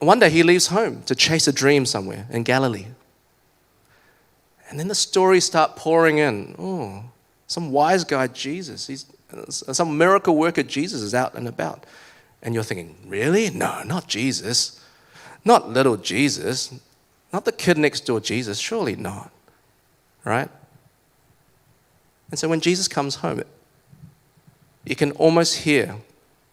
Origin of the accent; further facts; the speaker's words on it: Kuching, Sarawak, Malaysia; also born or lived in East Auckland, New Zealand; now in Auckland, New Zealand; Some of you know that I was born in Malaysia.